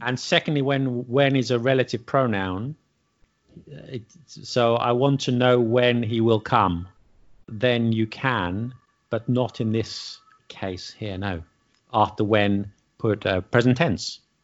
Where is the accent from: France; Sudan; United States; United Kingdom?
United Kingdom; London; I'm from London